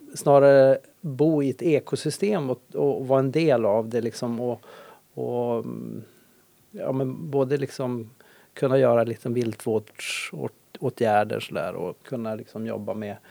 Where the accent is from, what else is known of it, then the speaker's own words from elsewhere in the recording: Ånäset, Västerbotten County, Sweden; now in Härnösand, Sweden; jag är uppvuxen i Ånäset